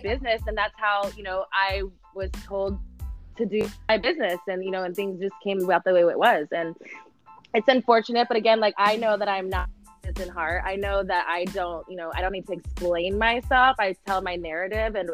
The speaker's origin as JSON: {"language": "English", "region": "Texas", "country": "United States", "said": "I'm from Texas"}